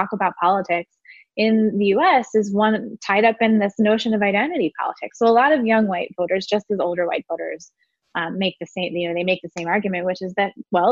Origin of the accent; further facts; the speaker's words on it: Richmond, Virginia, United States; I grew up in Richmond